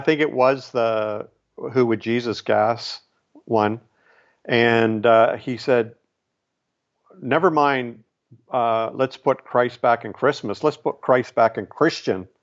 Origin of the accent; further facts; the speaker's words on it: Canada; here I'm Canadian. I'm not even American